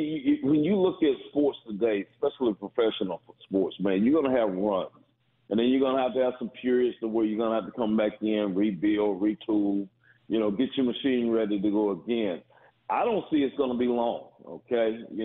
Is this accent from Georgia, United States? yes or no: yes; Lawrenceville, Georgia, United States; even though I was from Lawrenceville.